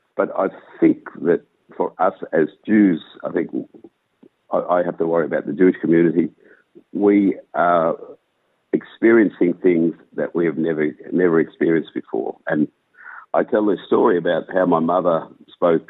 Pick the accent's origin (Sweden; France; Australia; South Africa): Australia; Melbourne, Victoria; I've born and bred in Melbourne, child of Holocaust survivors.